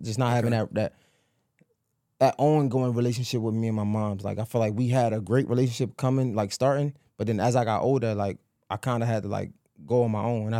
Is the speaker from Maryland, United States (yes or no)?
yes; Baltimore, Maryland, United States; I'm from Baltimore.